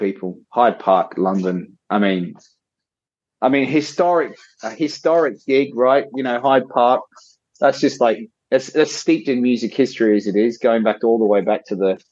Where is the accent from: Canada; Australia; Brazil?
Australia; being a kid growing up in Australia